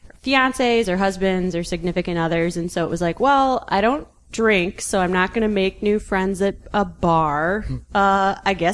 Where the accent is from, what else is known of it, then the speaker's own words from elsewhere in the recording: Western Springs, Illinois, United States; also born or lived in Oak Park, Illinois; Oak Park, and then my family moved to Western Springs, and that's pretty much where I grew up.